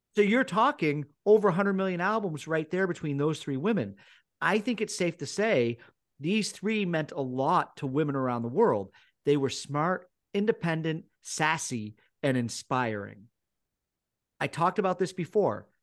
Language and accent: English; Newport, Vermont, United States; moved away; growing up in Newport